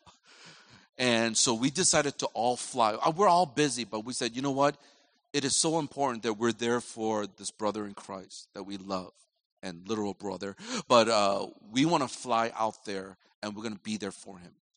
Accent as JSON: {"language": "English", "country": "United States", "said": "I'm from America"}